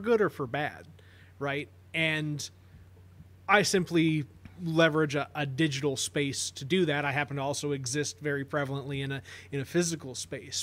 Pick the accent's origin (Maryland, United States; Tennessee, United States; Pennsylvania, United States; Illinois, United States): Illinois, United States; Carbondale; growing up in Carbondale